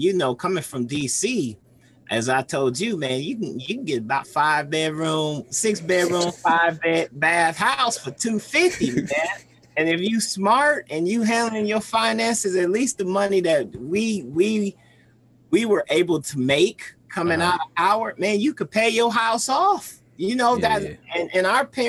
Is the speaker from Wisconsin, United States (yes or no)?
yes; Milwaukee, Wisconsin, United States; also born or lived in Jackson, Mississippi; now in Atlanta, United States; I'm coming from the Milwaukee hood